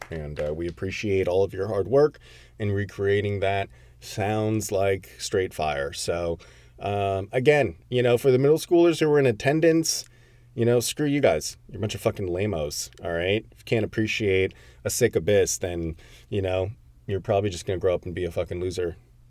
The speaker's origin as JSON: {"language": "English", "region": "Connecticut", "country": "United States", "tie": "born or raised there", "said": "Peter, so, I mean, a lot of the guys are from Connecticut, which is my hometown."}